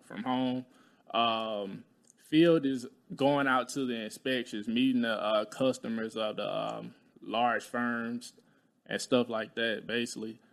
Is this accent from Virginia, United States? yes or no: no; Talladega, Alabama, United States; moved away